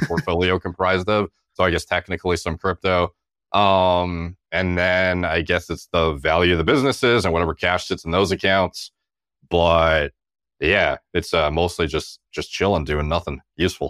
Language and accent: English; Canada; as a Canadian